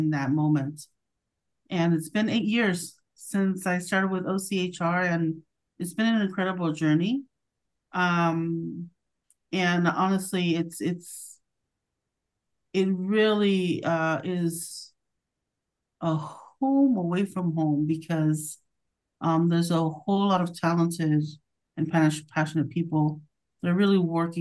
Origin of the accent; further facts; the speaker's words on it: Orange County, California, United States; I am a first-gen Latina and born and raised in Orange County